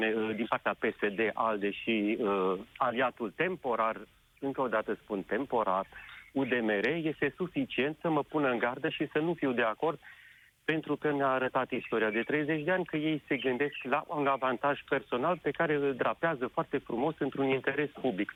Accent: Sibiu, Sibiu County, Romania; Eu sunt din Sibiu

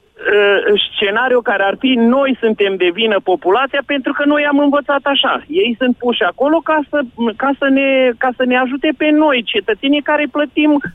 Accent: Transylvania, Romania; moved away as an adult; also born or lived in United States; sunt din Ardeal

